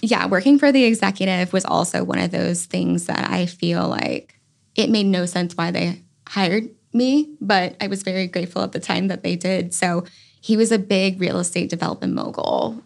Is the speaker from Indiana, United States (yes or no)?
no; Virginia, United States; now in North Carolina, United States; I'm actually from Virginia